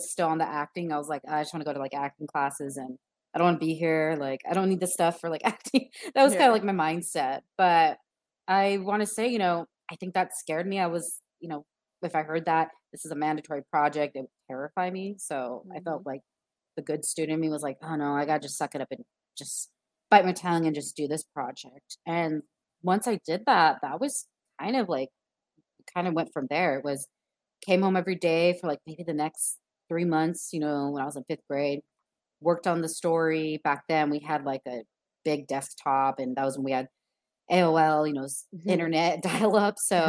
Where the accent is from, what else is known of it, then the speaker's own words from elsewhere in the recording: Inland Empire, California, United States; also born or lived in Glendora, California; I grew up in Inland Empire, suburban neighborhoods